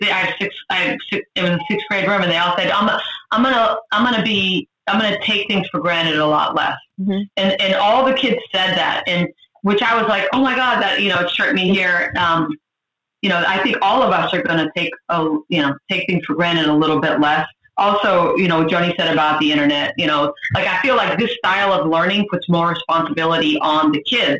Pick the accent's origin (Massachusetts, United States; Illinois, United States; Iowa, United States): Massachusetts, United States; Boston; We're from Boston